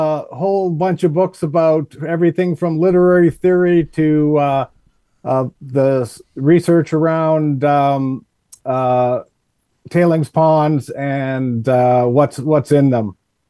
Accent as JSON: {"language": "English", "region": "Alberta", "country": "Canada", "tie": "born or raised there", "also_born_or_lived": "Budapest, Hungary", "moved": "as an adult", "lives_now": "Missoula, United States", "said": "Well, I grew up in Alberta. I live in Missoula, Montana right now, but I grew up in Alberta."}